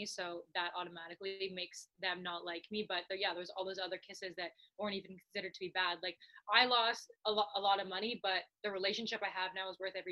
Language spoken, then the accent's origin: English; Canada; because I'm Canadian